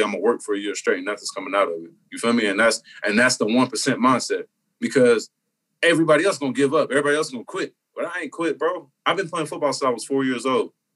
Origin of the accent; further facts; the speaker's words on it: Indianapolis, Indiana, United States; I'm from Indianapolis